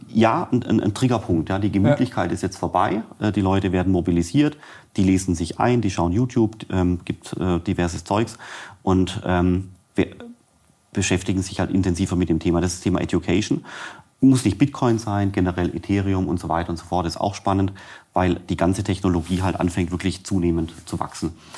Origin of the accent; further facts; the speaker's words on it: Swabia, Germany; ich bin Schwabe